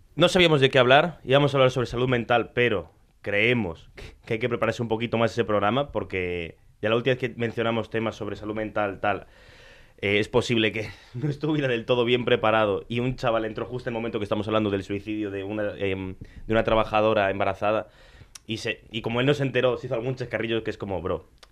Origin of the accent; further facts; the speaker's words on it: Argentina; yo soy argentino. Yo tengo ascendencia italiana